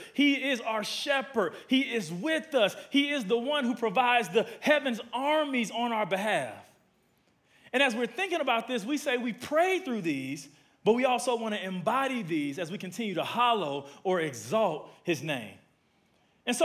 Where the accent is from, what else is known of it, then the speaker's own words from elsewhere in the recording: Milwaukee, Wisconsin, United States; now in Atlanta, United States; I've been here for about 31 years. I'm originally from Milwaukee, Wisconsin, from the Midwest.